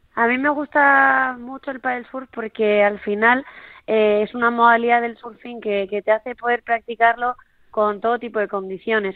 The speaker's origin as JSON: {"language": "Spanish", "town": "Sopelana", "region": "Basque Country", "country": "Spain", "tie": "born or raised there", "said": "soy de Sopelana, de, de un pueblito ahí de la costa de País Vasco"}